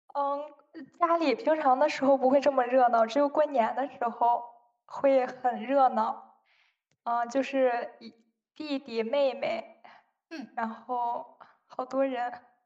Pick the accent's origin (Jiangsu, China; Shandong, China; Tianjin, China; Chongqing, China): Shandong, China; 我的老家是山东的